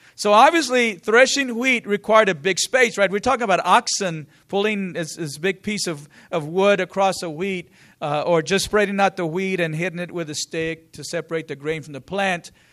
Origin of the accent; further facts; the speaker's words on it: San Angelo, Texas, United States; I'm from San Angelo, and I was at a small school, small program